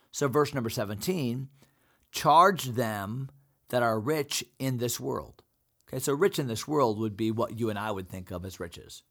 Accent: United States; as American Christians

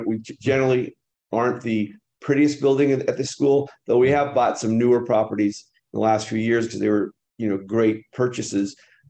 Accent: Los Angeles, California, United States; also born or lived in Santa Barbara, California; I was born in the San Fernando Valley, lived in Canoga Park

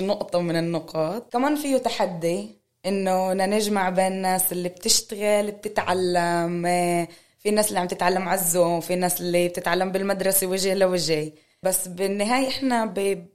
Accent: Haifa, Haifa District, Israel; انا بس من حيفا وخلقت بحيفا

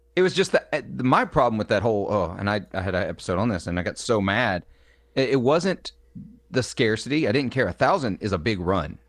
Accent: Clarksdale, Mississippi, United States; the Clarksdale that he makes is actually named for my hometown

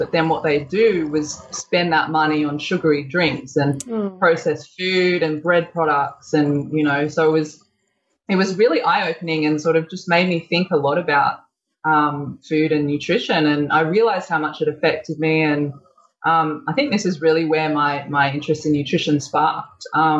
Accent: Sydney, New South Wales, Australia; I grew up here in Sydney

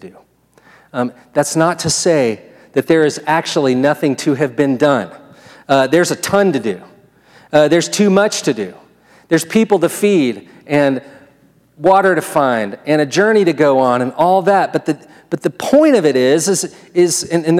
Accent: United States; I'm an American

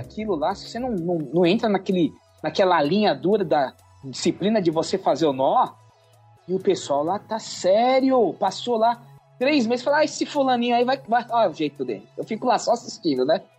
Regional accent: Brazil; nós somos brasileiros, é, descendentes

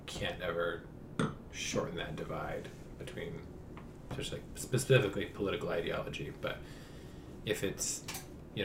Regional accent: Montana, United States; we're from Montana

